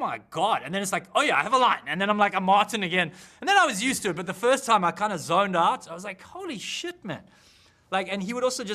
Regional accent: South Africa; I'm a South African

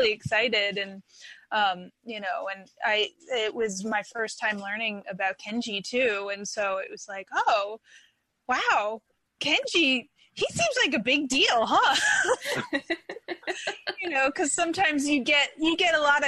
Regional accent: Philadelphia, Pennsylvania, United States; now in Bay Area, United States; I grew up in Philadelphia

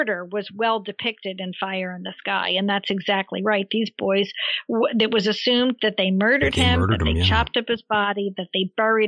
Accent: Philadelphia, Pennsylvania, United States; You could tell I was from Philadelphia

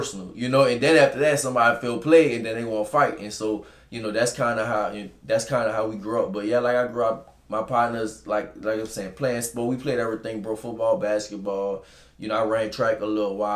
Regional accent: New Orleans, Louisiana, United States; From New Orleans, Louisiana, from the New Orleans East

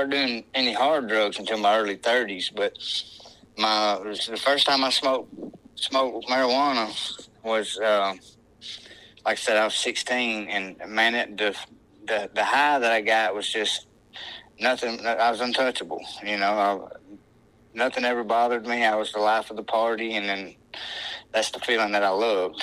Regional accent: Northwest Alabama, United States; I'm from Northwest Alabama

